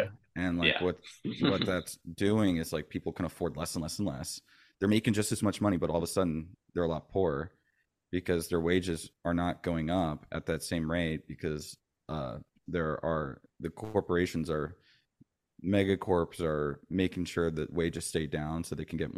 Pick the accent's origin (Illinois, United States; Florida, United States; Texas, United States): Florida, United States; also born or lived in San Francisco Bay Area, California; I'm originally from the Bay Area. {S1} Oh, wow. {S2} Gotcha. {S3} Okay. My dad was Navy. So we ended up moving around a lot. And I ended up growing up mostly in Florida, but to the Bay Area for the summers